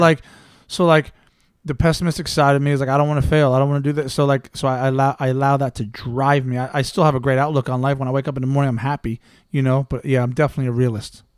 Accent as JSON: {"language": "English", "country": "United States", "also_born_or_lived": "England", "moved": "as an adult", "said": "I'm American through and through"}